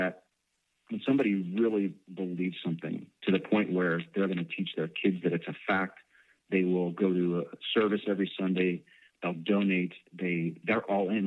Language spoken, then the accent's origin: English; Chicago, Illinois, United States; moved away; I'm from Chicago originally